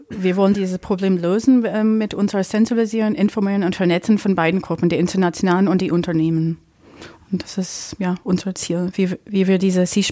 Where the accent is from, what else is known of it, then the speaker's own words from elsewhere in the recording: Syracuse, New York, United States; now in Dresden, Germany; ich komme ursprünglich aus Syracuse, New York.